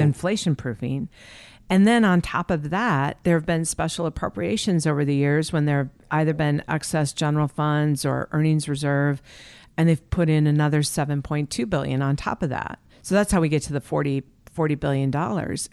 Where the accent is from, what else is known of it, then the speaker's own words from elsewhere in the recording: Wisconsin, United States; moved away as an adult; also born or lived in New York City / Alaska; I was actually born and raised in Wisconsin